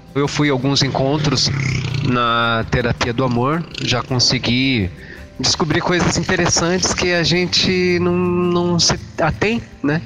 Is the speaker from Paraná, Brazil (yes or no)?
yes; Curitiba, Paraná, Brazil; sou de Curitiba